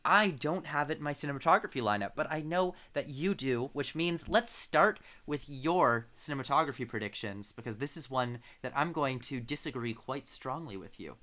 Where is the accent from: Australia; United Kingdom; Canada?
Canada; London, Ontario; my hometown, little London, Ontario, Canada